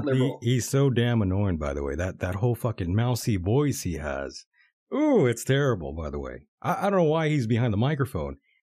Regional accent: United States; being as I am an American, an infidel, basically.

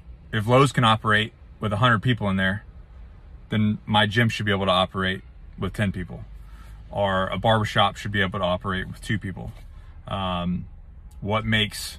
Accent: United States; I am an American. I served my country for 12 years.

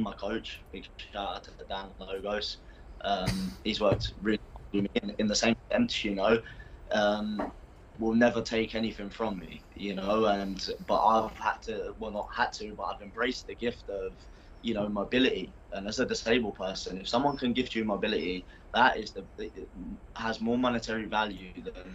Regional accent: Basildon, East of England, United Kingdom; now in Middlesbrough, United Kingdom; I'm from Essex, so like Basildon, that's where I was born.

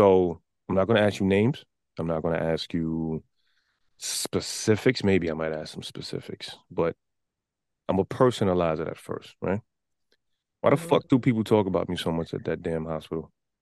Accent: New York City, New York, United States; from the Bronx

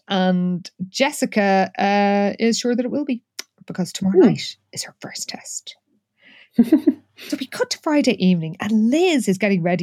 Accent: Ireland; speaking as an Irish person

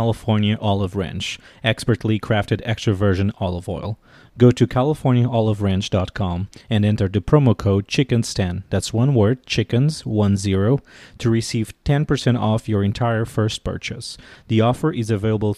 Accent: Portugal; moved away as an adult; now in Washington, D.C., United States; I'm originally from Portugal, and I've been living in Washington, D.C. for the last 9 years

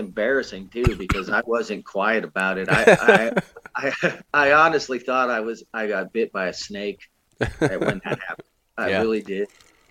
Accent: Indian Orchard, Massachusetts, United States; moved away as an adult; now in Missouri, United States; Okay. Well … I'm originally from Indian Orchard, Massachusetts. I ended up out here in Missouri when I was 18 years old, and I've been here ever since, off and on.

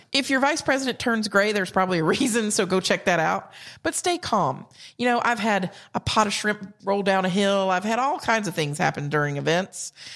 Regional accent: South Carolina, United States; accent: Southern; also born or lived in Georgia; I'm from South Carolina

